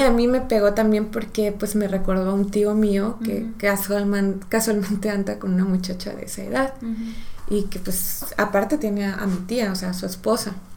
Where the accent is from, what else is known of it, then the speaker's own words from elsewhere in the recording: Mexico; como mexicanos sí tenemos